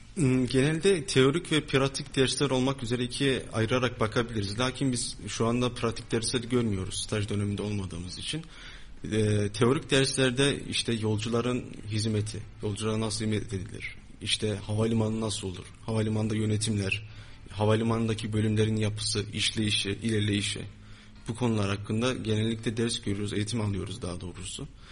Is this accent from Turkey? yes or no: yes; Pınarbaşı, Kayseri Province, Turkey; Kayseriliyim, Pınarbaşılıyım